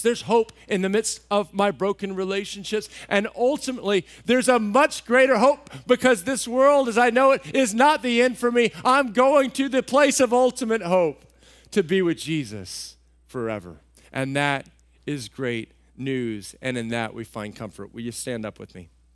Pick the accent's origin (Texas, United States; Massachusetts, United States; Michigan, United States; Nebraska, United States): Texas, United States; moved away; I grew up in Texas